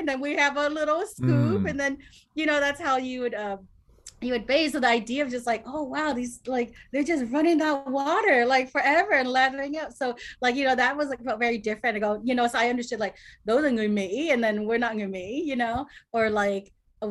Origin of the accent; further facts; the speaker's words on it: Cerritos, California, United States; I grew up in Cerritos.